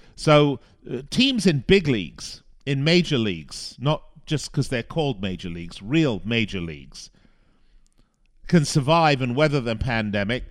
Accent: Las Vegas, Nevada, United States; here in my hometown of Las Vegas.

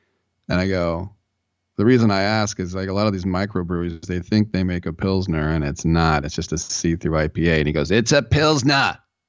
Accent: California, United States; I'm from California and we're wimpy.

